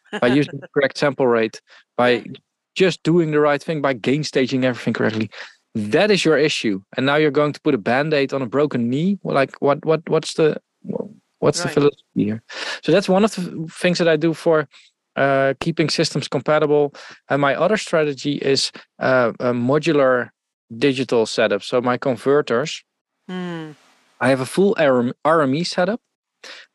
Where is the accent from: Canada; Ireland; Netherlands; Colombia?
Netherlands; accent: Dutch; English is a second language; I'm Dutch.